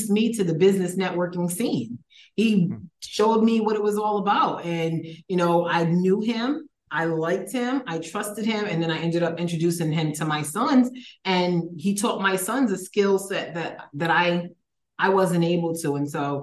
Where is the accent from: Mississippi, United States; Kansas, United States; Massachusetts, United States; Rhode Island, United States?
Rhode Island, United States; Providence; moved away as an adult; also born or lived in Philadelphia, Pennsylvania; now in Playa del Carmen, Mexico; I was born in Philadelphia, Pennsylvania. When I was three, my parents moved us to Providence, Rhode Island, my brother and I spent the majority of my life in Providence, Rhode Island.